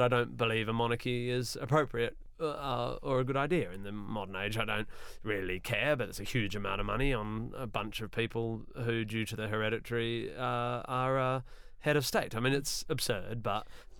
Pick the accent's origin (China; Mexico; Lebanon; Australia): Australia; moved away as an adult; now in United Kingdom; I grew up in Australia